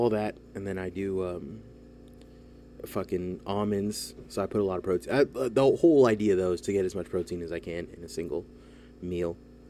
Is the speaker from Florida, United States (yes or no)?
no; South Bay / East Bay, San Francisco Bay Area, California, United States; we're from two different parts of the bay.